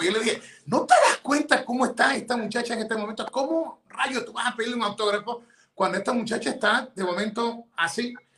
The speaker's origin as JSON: {"language": "Spanish", "country": "Ecuador", "moved": "yes", "lives_now": "United States", "said": "yo soy ecuatoriano, ciudadano americano"}